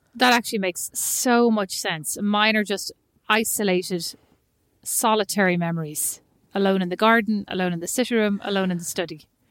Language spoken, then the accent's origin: English; Ireland; moved away as an adult; also born or lived in Milan / Paris / Newark; now in United States